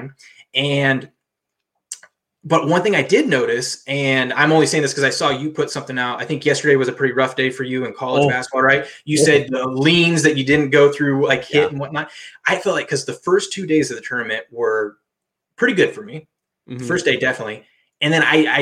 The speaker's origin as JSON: {"language": "English", "region": "Washington", "country": "United States", "said": "I'm from Washington, so Pac-12"}